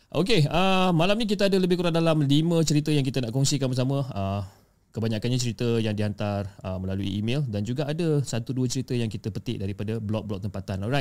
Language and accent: Malay; Sibu, Sarawak, Malaysia; bukan nama sebenar dan saya berasal daripada Sibu, Sarawak.